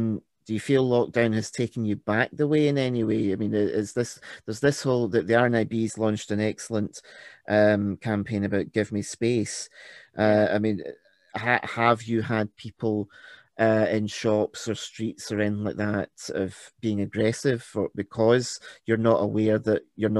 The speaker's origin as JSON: {"language": "English", "town": "Bristol", "region": "South West England", "country": "United Kingdom", "said": "I'm actually, despite my accent, I'm actually from Bristol."}